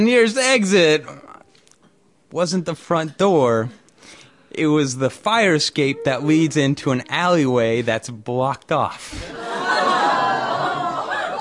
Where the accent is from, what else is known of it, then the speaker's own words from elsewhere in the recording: Norman Rockwell's town, New England, United States; I grew up in Norman Rockwell's town